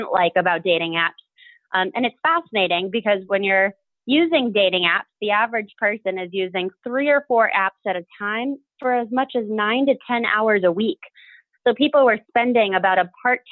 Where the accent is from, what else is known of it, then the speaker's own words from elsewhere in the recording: Boston, Massachusetts, United States; now in New Orleans, United States; I grew up in Boston, Massachusetts with my sister